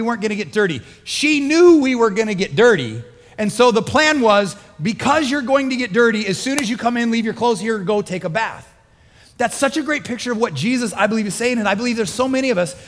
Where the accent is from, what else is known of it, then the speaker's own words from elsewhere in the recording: Midwest, United States; moved away; I grew up in the Midwest and it would rain a lot in the spring